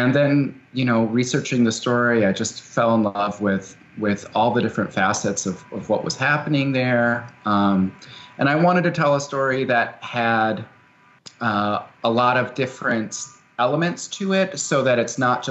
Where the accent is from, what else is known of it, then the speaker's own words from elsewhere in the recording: Wisconsin, United States; I'm from Wisconsin, and I'm from about an hour away from this place. And as a kid, my mom is a hydrogeologist